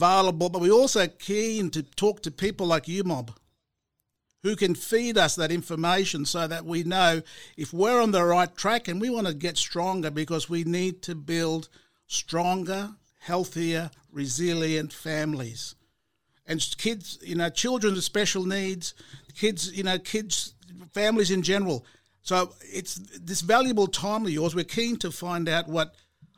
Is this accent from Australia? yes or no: yes; Murray Island, Torres Strait, Queensland, Australia; So I'm from there. I'm from Murray Island. I'm from Mur.